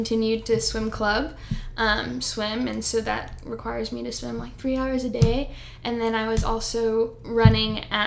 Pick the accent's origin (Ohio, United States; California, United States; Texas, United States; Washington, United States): Texas, United States; Houston; also born or lived in College Station, Texas; I'm from Houston, Texas.